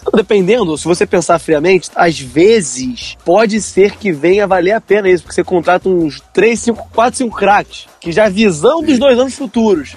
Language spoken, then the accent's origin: Portuguese; Campos dos Goytacazes, Rio de Janeiro, Brazil; da cidade onde eu nasci. Goitacazes de Campos dos Goitacazes